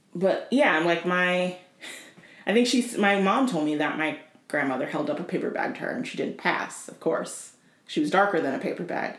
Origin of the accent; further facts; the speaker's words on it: Tennessee, United States; moved away; I grew up in Tennessee.